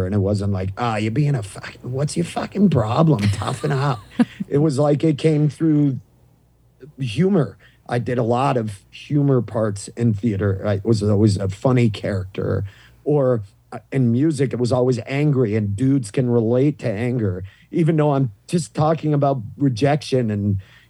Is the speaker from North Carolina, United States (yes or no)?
no; Maine, United States; accent: thick Maine accent; moved away; I grew up in the Northeast